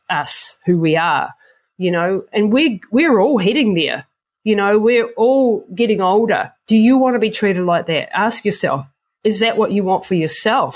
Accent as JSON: {"language": "English", "country": "New Zealand", "said": "I come from the Maori culture in New Zealand"}